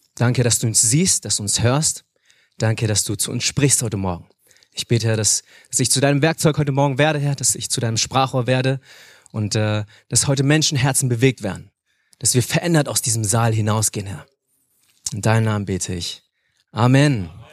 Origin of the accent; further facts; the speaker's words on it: Hanover, Lower Saxony, Germany; moved away as an adult; now in Munich, Germany; Ich bin aber in Hannover geboren, dort aufgewachsen, lebe jetzt in München